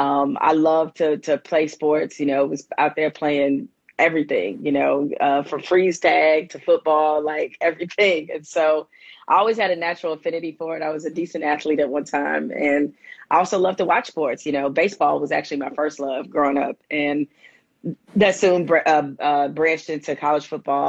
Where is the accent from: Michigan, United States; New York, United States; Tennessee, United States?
Michigan, United States; Detroit; I'm originally from Detroit, the 313.